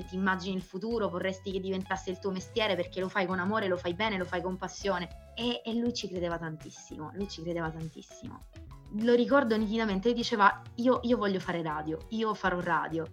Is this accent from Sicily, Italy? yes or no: yes; Sicily, Italy; io sono, sono siciliana